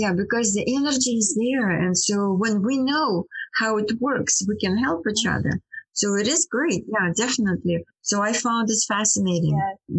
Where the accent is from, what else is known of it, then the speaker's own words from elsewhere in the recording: India; English is a second language; moved away; So that I came from India. Yeah, it was 2005.